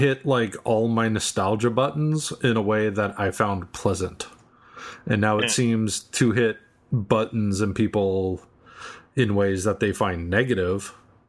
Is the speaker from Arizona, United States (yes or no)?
no; Boston, Massachusetts, United States; I'm from Boston. You didn't know that. I'm totally a Southie.